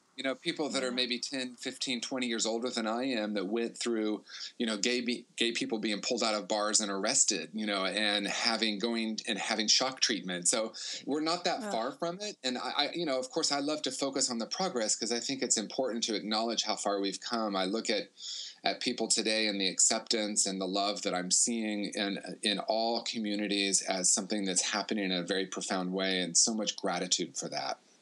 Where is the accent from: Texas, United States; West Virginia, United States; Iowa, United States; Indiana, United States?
Indiana, United States; I grew up in Indiana in a small town and then Indianapolis